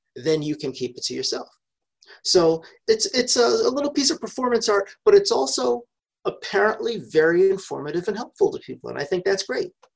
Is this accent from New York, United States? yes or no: yes; New York, United States; moved away; I was born and raised in New York